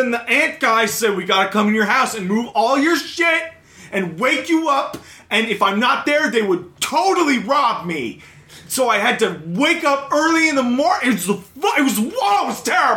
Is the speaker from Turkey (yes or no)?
no; Grenada; we grew up in Grenada